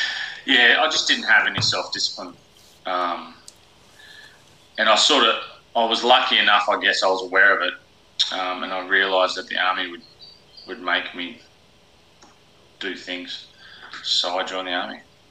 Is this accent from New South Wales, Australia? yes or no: yes; Sydney, New South Wales, Australia; also born or lived in Western Australia / Whyalla / Brisbane; Well, I was born in Redfern in Sydney. And we moved around a lot, lived all over Australia. I went to 12 different schools.